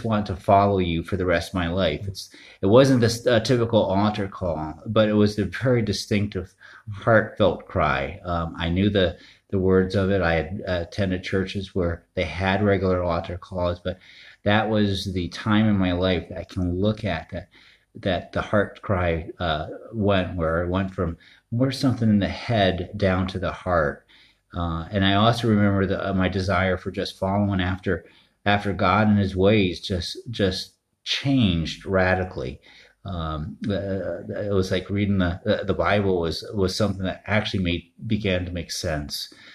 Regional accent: Northeast, United States; I grew up in the Northeast

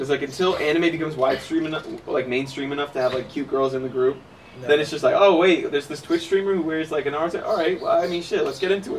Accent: Midwest, United States; I'm from the Midwest.

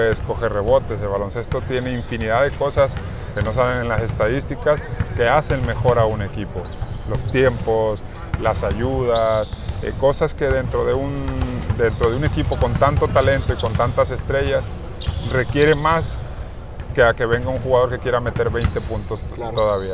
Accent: Mexico; nosotros como mexicanos

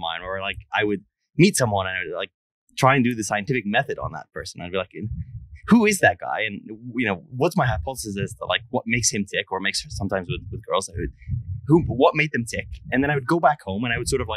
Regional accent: Egypt; now in United States; I grew up in Egypt

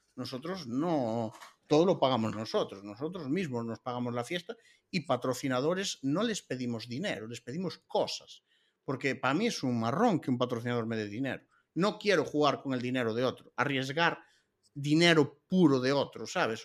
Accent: Galicia, Spain; somos gallegos

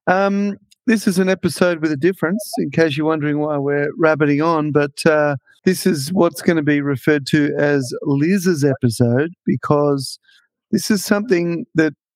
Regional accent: Melbourne, Victoria, Australia; moved away as an adult; I grew up in Victoria, in Melbourne

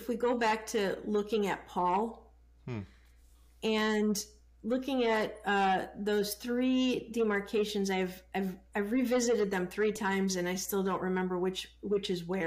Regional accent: Chicago, Illinois, United States; I grew up in the, you know, in the city of Chicago, and in the 70s with racial tension back then

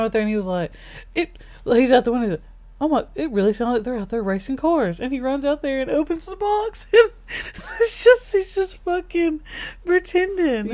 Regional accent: Alabama, United States; we're from Alabama

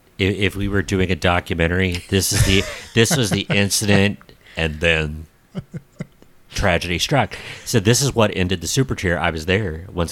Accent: United States; Okay, I grew up in Brown County, but let's face it, I'm pretty suburban.

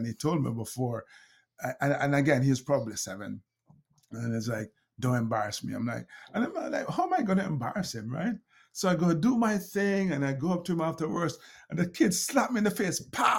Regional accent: Jamaica; She's from Grenada. I'm from Jamaica. And so we Jamaicans

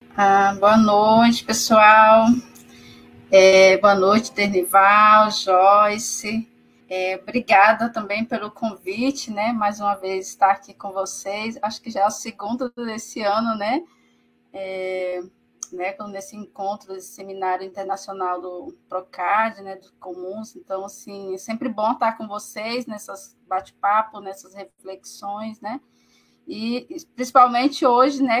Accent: Araguaína, Tocantins, Brazil; E sou daqui mesmo da terra, né? Filho de, de assentado da reforma agrária, desse calorzão do Tocantins

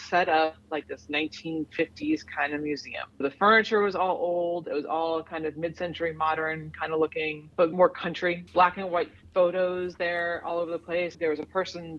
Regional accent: Miami, Florida, United States; moved away as an adult; now in Raleigh, United States; I'm from Miami originally

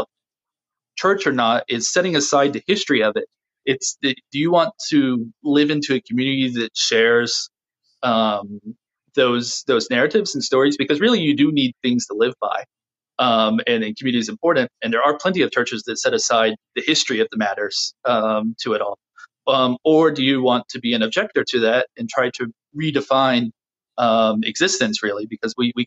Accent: United States; being an American, a white American of our tradition, of the WASP tradition

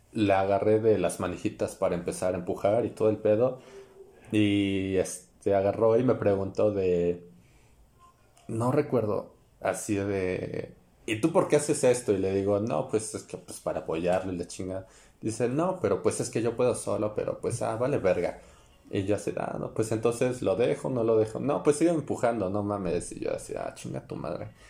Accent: State of Mexico, Mexico; somos del Estado de México

